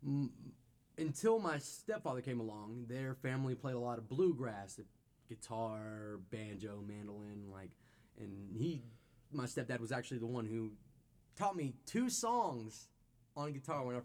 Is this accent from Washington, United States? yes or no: no; Abingdon, Virginia, United States; now in Bristol, United States; I'm from Abingdon, originally, born and raised. Born and raised in Abingdon. I live in Bristol now.